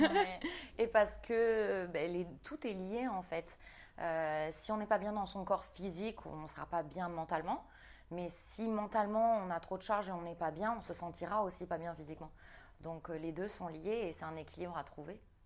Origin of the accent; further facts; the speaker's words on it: New Caledonia; j'ai grandi en Nouvelle-Calédonie